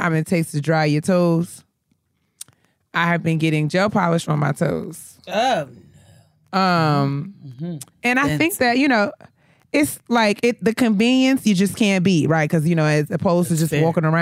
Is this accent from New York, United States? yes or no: yes; New York, United States; now in Maryland, United States; I'm from New York